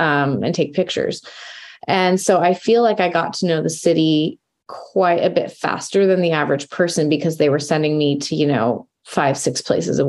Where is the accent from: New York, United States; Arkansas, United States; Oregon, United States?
Oregon, United States; Rogue Valley, Southern; also born or lived in Eugene, Oregon / Portland, Oregon; So I grew up in Southern Oregon in the Rogue Valley. So I lived there until I was 18.